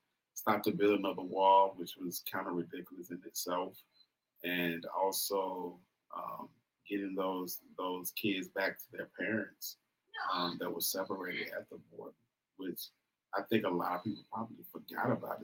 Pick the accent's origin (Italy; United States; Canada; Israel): United States; West Coast; I'm from the West Coast